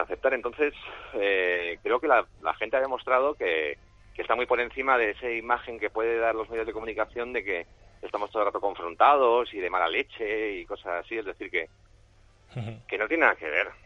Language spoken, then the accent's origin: Spanish; San Sebastián, Basque Country, Spain; Como tamborreto que salí en la tamborra de San Sebastián infantil durante siete años